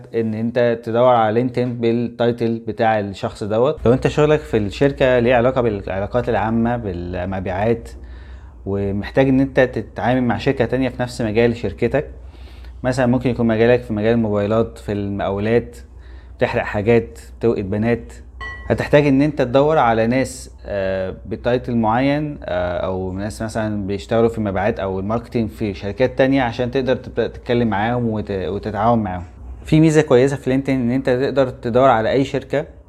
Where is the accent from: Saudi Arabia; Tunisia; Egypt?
Egypt; احنا مصريين